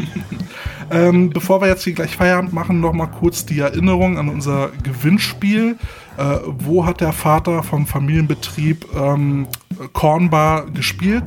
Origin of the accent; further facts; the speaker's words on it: Berlin, Germany; als gebürtiger Berliner